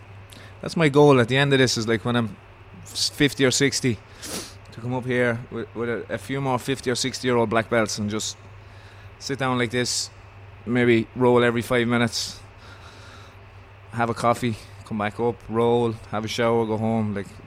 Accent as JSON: {"language": "English", "country": "Ireland", "said": "But being the Irish fella that I was, so I'd ring up Henzo's"}